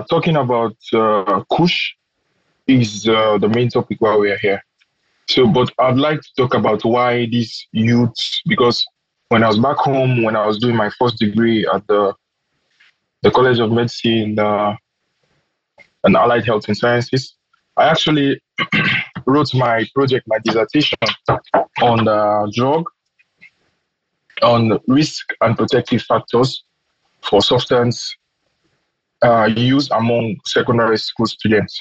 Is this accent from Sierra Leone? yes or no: yes; Freetown, Western Area, Sierra Leone; moved away as an adult; now in Moscow, Russia; I'm from Sierra Leone, from the Republic of Sierra Leone.